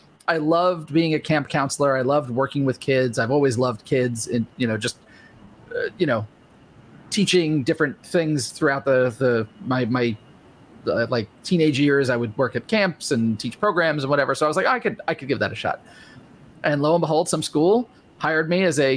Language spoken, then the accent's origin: English; New York, United States; I'm a New Yorker and I talk very fast